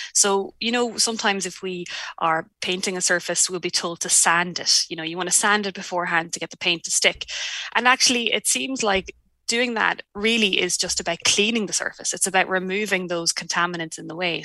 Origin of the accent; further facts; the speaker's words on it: Ireland; moved away as an adult; now in New Zealand; I'm Irish and moved here in 2016